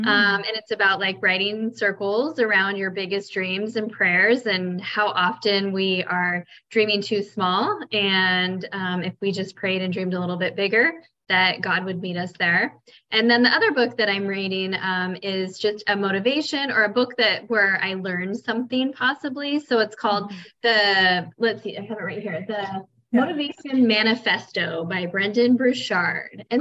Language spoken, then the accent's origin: English; Oregon, United States; moved away as an adult; also born or lived in Colorado; now in Miami Beach, United States; I grew up in Oregon